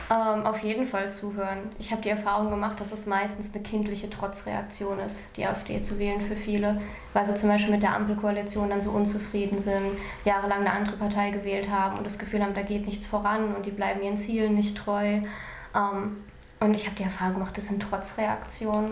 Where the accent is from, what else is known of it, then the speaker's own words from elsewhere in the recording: Germany; ich bin in Deutschland geboren